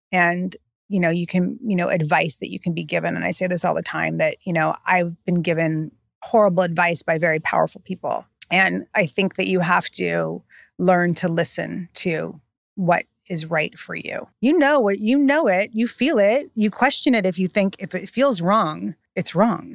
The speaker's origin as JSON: {"language": "English", "region": "California", "country": "United States", "moved": "yes", "lives_now": "New York, United States", "said": "I'm so from California"}